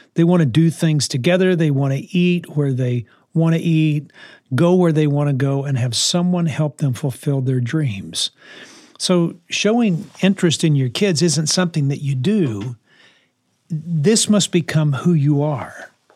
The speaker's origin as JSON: {"language": "English", "town": "New Orleans", "region": "Louisiana", "country": "United States", "tie": "born or raised there", "said": "when I grew up in New Orleans, uh, in the sixties"}